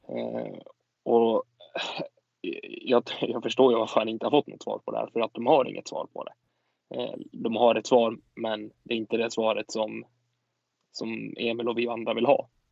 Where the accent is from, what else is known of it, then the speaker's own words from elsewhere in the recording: Sweden; vi som åtminstone svenskar